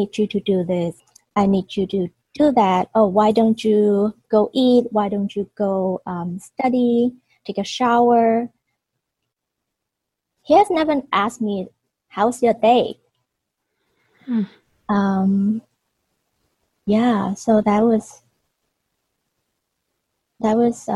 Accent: Hong Kong; I was born and raised in Hong Kong, and at that time Hong Kong was still a British colony

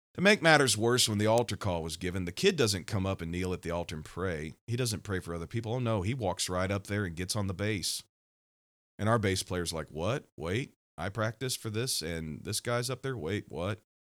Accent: Missouri, United States; my home state, Missouri.

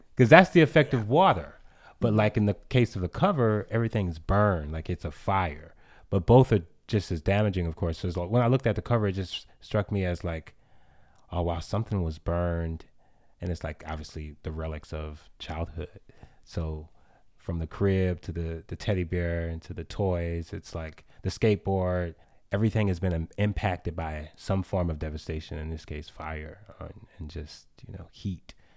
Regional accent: New Orleans, Louisiana, United States; my experience with water has always been, like, scary because of hurricanes growing up in New Orleans

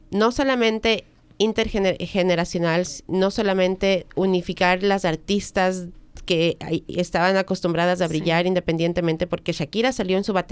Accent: United States; soy americana. Soy americana. Pero y soy de los Estados

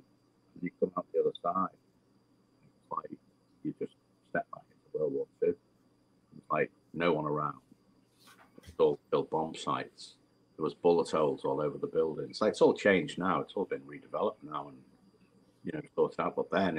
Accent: Liverpool, North West England, United Kingdom; My mum was still in Liverpool. I think she got moved to. I think she might have got evacuated at one point, But it was, Liverpool was a docks.

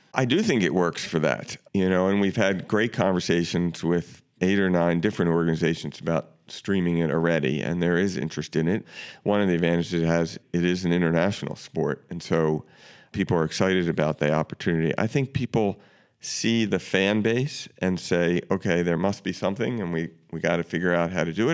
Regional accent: Baltimore, Maryland, United States; I grew up in Baltimore

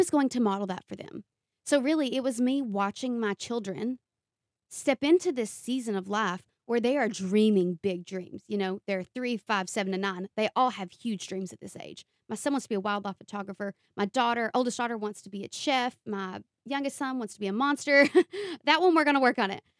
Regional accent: Eastern Kentucky, United States; accent: thick accent; I'm from Eastern Kentucky, and there's such a stigma with being raised in the mountains in the Appalachian region

